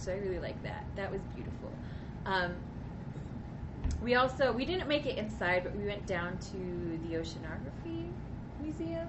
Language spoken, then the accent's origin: English; Utah, United States; I'm from Utah